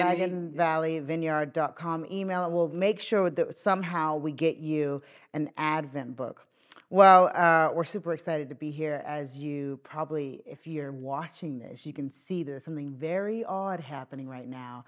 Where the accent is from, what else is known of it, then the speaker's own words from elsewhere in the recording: Northern Irish, Northern Ireland, United Kingdom; moved away; a Northern Irish dad of young children